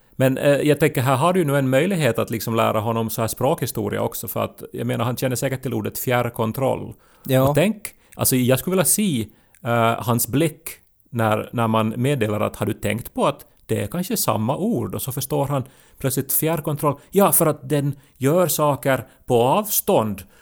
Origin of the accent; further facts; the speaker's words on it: Ostrobothnia, Finland; Vi är ju också från en sån tradition där vi, alltså för att vi är österbottningar